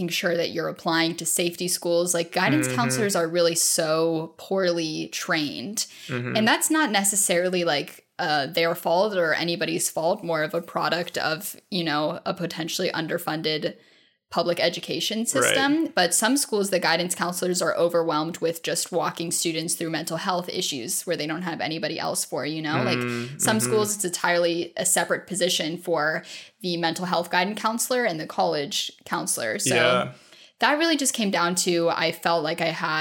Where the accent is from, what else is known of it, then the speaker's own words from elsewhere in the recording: Ohio, United States; moved away as an adult; I grew up in Ohio